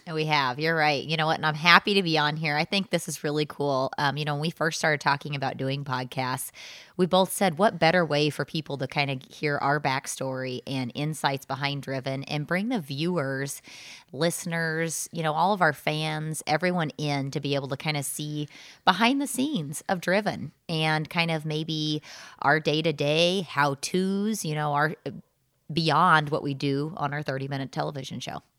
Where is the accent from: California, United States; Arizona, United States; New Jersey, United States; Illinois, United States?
Illinois, United States; Southern; I grew up in Southern Illinois and did not take a ton of vacations with my family growing up.